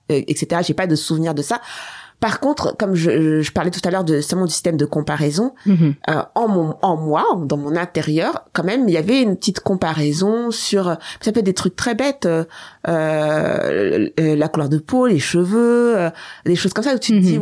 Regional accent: France; also born or lived in Seine-Saint-Denis (93); je suis née en France en 78

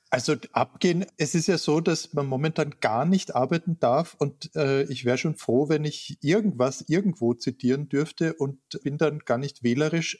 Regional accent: Klagenfurt, Carinthia, Austria; moved away; Ich bin in Klagenfurt geboren und war dort Kind

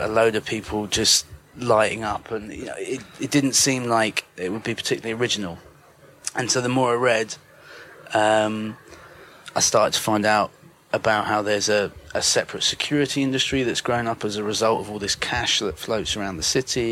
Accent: United Kingdom; as a Brit

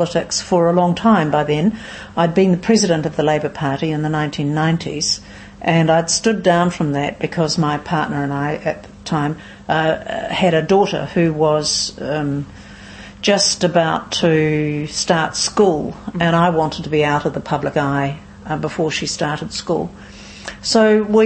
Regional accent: New Plymouth, Taranaki, New Zealand; also born or lived in Auckland / Wellington; now in Nelson, New Zealand; Born in New Plymouth originally, but spent most of my adult life in Auckland, 27 years or so in Auckland

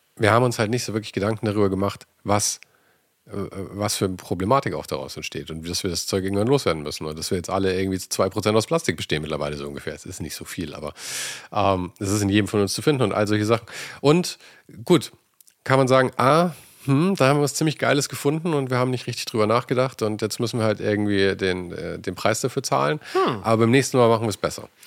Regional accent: Germany; wir als Deutsche

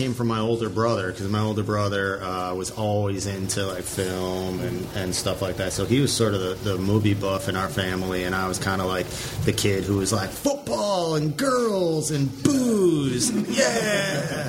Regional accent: Detroit, Michigan, United States; moved away; I'm originally from Detroit

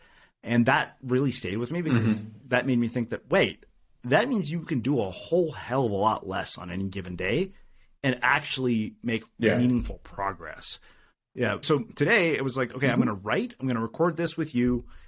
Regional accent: India; I was like, of course I got straight A's in high school. I'm Indian.

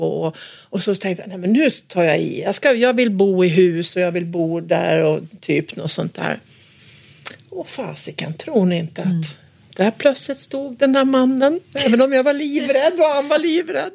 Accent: Gästrikland, Gävleborg County, Sweden; När jag växte upp så växte jag, växte jag upp på en, en gård ute, uppe i Gästrikland

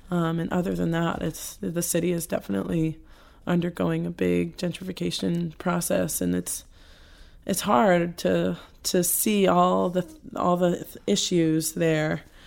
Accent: New Jersey, United States; also born or lived in Queens, New York; Moved to New Jersey when I was five.

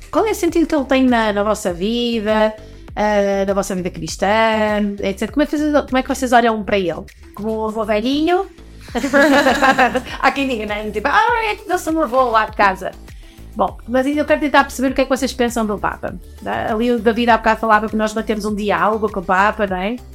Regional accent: Portugal; somos portugueses e vamos acolhê-lo cá no nosso país

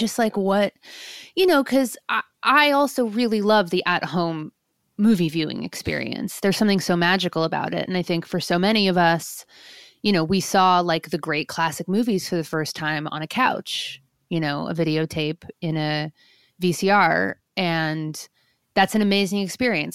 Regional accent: New York, United States; I grew up in New York, too

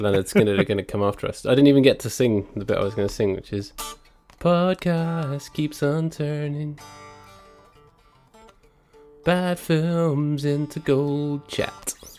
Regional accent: Chessington, London, United Kingdom; I grew up in Chessington, which is down the very, very edge of London.

